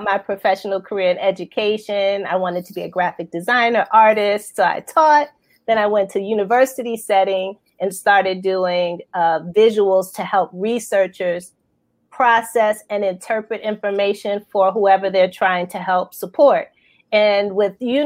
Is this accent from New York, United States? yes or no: yes; New York, United States; now in Baltimore, United States; New York standards, because that's my hometown